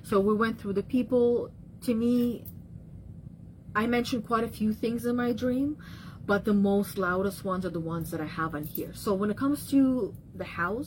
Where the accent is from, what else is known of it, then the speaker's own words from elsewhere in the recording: Russia; moved away; being in the childhood areas where I grew up back in Russia